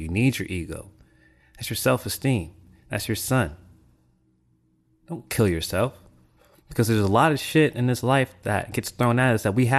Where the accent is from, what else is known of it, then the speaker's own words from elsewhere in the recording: Japan; also born or lived in Mississippi, United States / Florida, United States; I grew up in Japan, influenced by Buddhist beliefs. And then in Mississippi, you know, straight Baptist church.